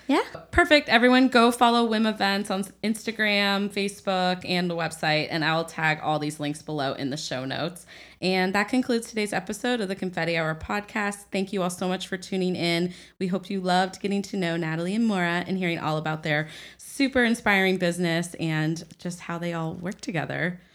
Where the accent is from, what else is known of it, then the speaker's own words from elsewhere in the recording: Midwest, United States; I'm from the Midwest